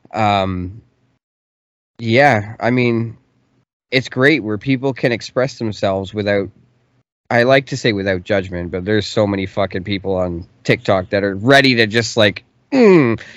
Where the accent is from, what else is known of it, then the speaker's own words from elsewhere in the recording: Canada; I'm from Canada